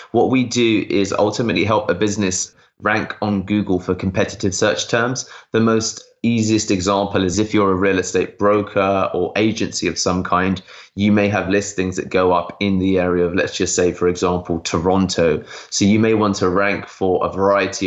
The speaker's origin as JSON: {"language": "English", "country": "United Kingdom", "said": "I'm British Indian"}